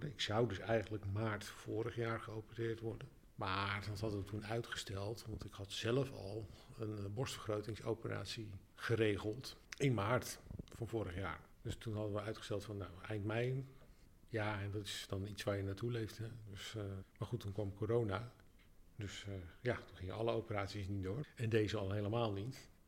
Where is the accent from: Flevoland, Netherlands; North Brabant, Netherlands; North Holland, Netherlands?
North Holland, Netherlands; Alkmaar; also born or lived in Amsterdam; now in Rotterdam, Netherlands; nee ik kom oorspronkelijk uit Alkmaar. En ik heb zelfs ook nog acht jaar in 020 gewoond, want daar heb ik gestudeerd. Ik woon nu eigenlijk, eh, denk ik, uh, eh, 13 jaar in Rotterdam.